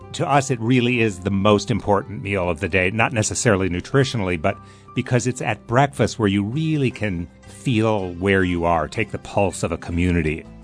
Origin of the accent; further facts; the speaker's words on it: Midwest, United States; now in New England, United States; I'm from the Midwest